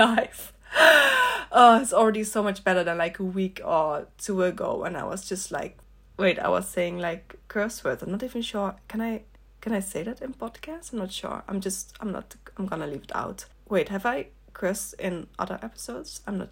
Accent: Netherlands; also born or lived in north of the Netherlands; where I grew up in the Netherlands

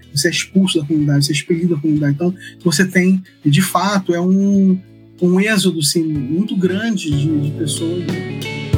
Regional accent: Rio de Janeiro, Brazil; sou do Rio de Janeiro, sou carioca

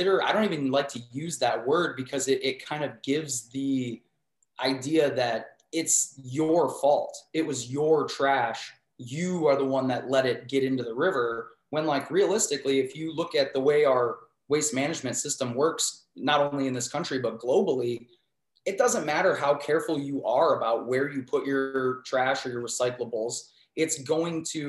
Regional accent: Cleveland, Ohio, United States; born or raised there; also born or lived in Pittsburgh

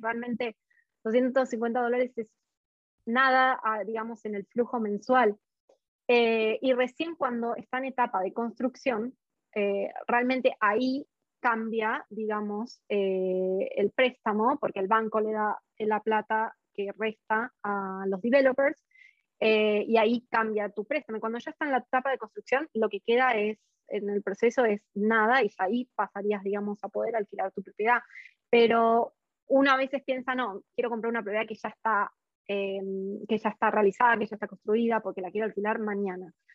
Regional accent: Argentina; now in Australia; yo soy de Argentina

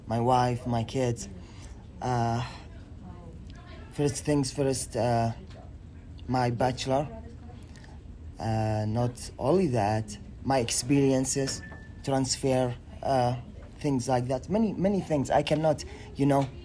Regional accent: Saudi Arabia; English is a second language; moved away as an adult; now in United States; I'm from Saudi Arabia

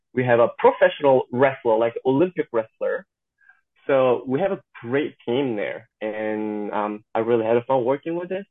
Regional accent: South Korea; moved away as an adult; also born or lived in Missouri, United States; now in Georgia, United States; I'm born and raised in South Korea and I moved to the United States when I was uh, 19 in American age

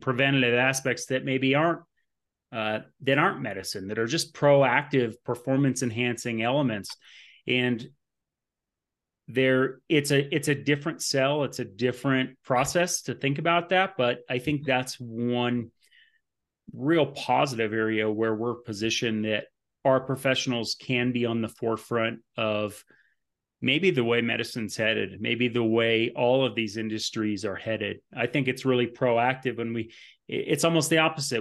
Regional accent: Burlington, Vermont, United States; moved away as an adult; now in Colorado Springs, United States; I am from Burlington, Vermont.

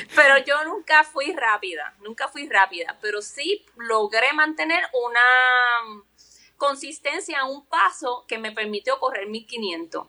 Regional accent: Carolina, Puerto Rico; yo soy de Carolina

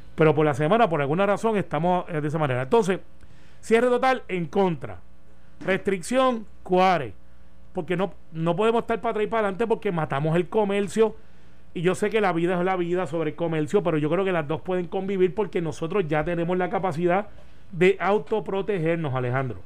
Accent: Puerto Rico; como puertorriqueños

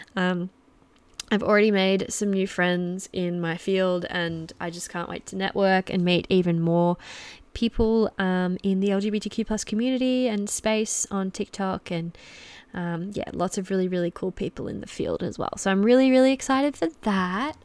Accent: Geelong, Victoria, Australia; I'm from Melbourne. Well, I'm from Geelong, very, very close to Melbourne

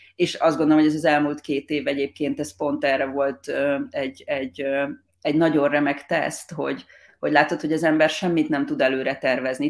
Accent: Hungary; now in Australia; mi magyarként

